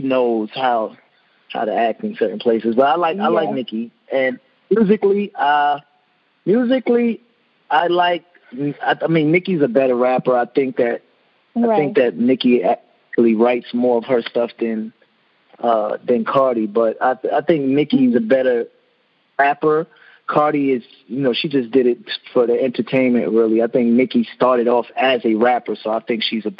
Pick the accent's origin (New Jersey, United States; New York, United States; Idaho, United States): New York, United States; Long Island; I'm from Long Island